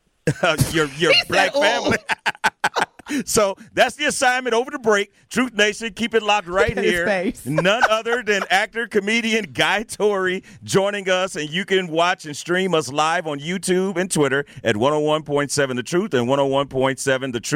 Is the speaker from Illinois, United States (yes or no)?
yes; East St. Louis, Illinois, United States; I'm from East St. Louis.